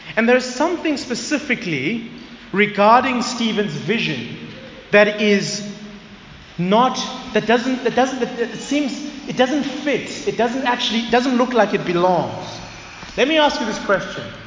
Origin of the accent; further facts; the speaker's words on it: Zululand, KwaZulu-Natal, South Africa; moved away as an adult; now in Johannesburg, South Africa; I had lived my entire life, about 21 years, in KZN. I was always surrounded by my people, the Zulus. I grew up in Zululand.